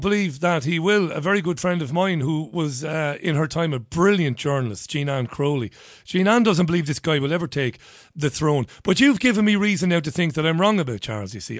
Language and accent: English; Ireland; I'm an Irishman, but it's not because of my Irish, you know, heritage